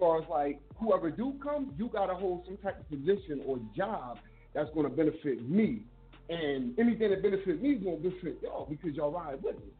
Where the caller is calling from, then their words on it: Philadelphia, Pennsylvania, United States; Hey, I'm calling from Philadelphia, Germantown section.